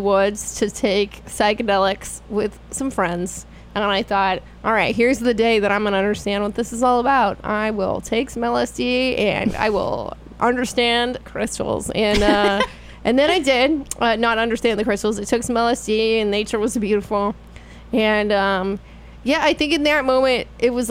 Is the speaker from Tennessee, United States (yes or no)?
no; California, United States; moved away; I am from California, where this stuff is huge, especially in the Bay Area, mm-hmm. where I spent many years